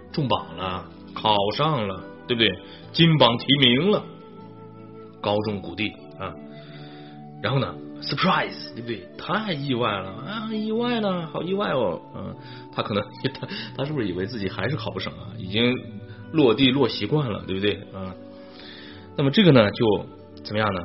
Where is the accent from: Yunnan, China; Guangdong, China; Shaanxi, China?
Shaanxi, China; Xi'an; 长安就是我的家乡，就是西安嘛